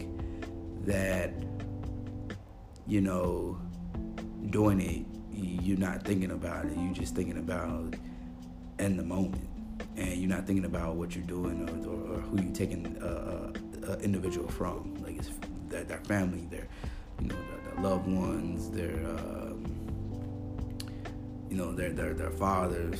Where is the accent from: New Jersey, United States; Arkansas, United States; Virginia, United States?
Arkansas, United States; Little Rock; now in Pensacola, United States; my hometown in Little Rock, Arkansas